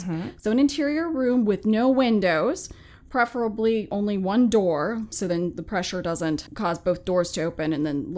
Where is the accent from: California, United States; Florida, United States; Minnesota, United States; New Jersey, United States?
Minnesota, United States; now in James City County, Virginia, United States; I grew up in the Midwest